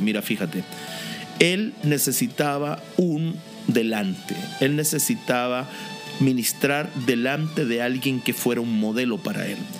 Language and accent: Spanish; Linares, Maule, Chile; Yo soy chileno, nací en Linares